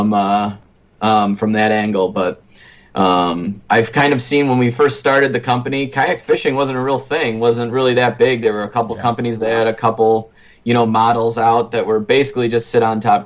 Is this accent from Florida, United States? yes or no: no; Lake Ontario, New York, United States; I grew up on Lake Ontario